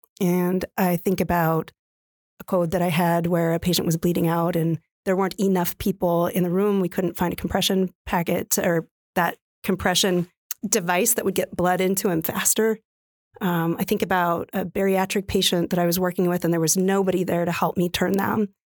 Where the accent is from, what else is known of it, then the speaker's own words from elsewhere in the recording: West Coast, United States; now in Midwest, United States; I came out from the West Coast. My family will never forgive me, but I really believe that I could make a difference for nurses